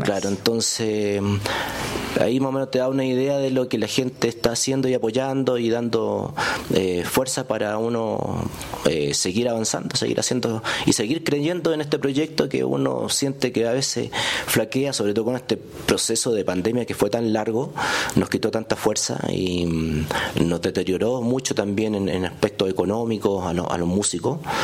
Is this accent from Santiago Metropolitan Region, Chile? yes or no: yes; Santiago, Santiago Metropolitan Region, Chile; soy de Santiago de Chile, de la, de la capital